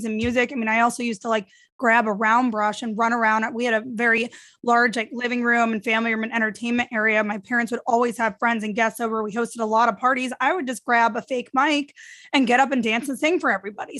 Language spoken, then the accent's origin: English; St. Louis, Missouri, United States; moved away; also born or lived in New York / Florida; I grew up in St. Louis. I lived in New York straight for a decade.